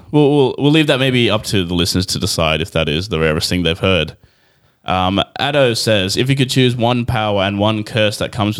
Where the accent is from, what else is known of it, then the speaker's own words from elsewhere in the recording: Australia; we are from Australia, so we don't have prom here.